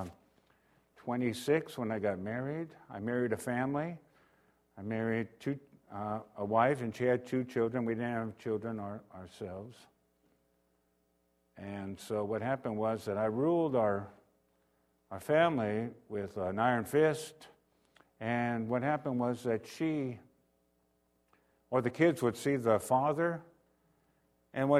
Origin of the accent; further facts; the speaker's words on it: Renton, Washington, United States; I was born in Renton, Washington